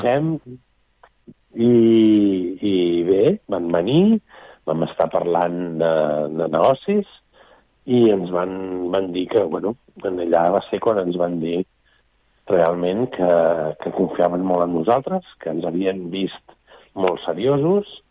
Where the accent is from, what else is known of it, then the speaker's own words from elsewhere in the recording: Barcelona, Catalonia, Spain; som de Barcelona